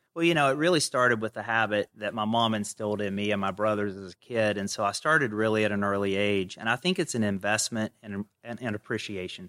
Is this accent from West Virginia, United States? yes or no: yes; Kenova, West Virginia, United States; accent: Southern; moved away as an adult; I grew up in a little town in West Virginia called Canova, population three thousand, if you round up.